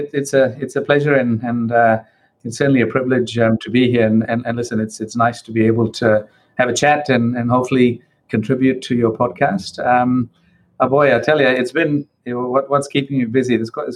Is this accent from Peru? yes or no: no; Perth, Western Australia, Australia; now in New Zealand; I'm a migrant to New Zealand. I came to New Zealand back in 1988 from Perth in Western Australia. So I came from Perth to Wellington.